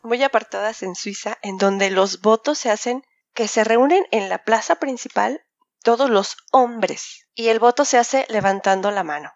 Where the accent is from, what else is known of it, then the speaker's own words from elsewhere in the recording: Mexico; now in Geneva, Switzerland; Los mexicanos somos muy agachones